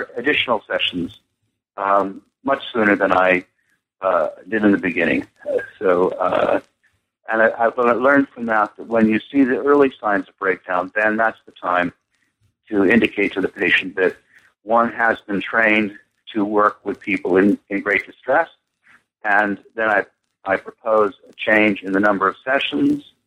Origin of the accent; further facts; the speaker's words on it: United States; moved away as an adult; also born or lived in London; being an American